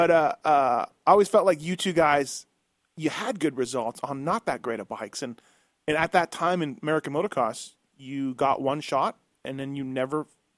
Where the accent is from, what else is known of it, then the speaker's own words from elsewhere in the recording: Canada; growing up in Canada